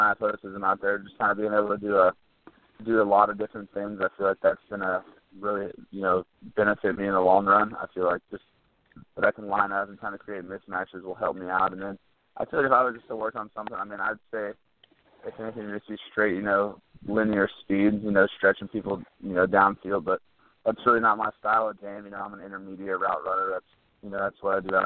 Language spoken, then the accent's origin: English; Texas, United States; growing up in Texas